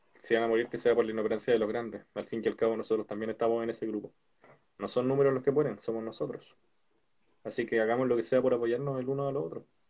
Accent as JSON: {"language": "Spanish", "region": "Valparaíso", "country": "Chile", "said": "nosotros somos de Valparaíso."}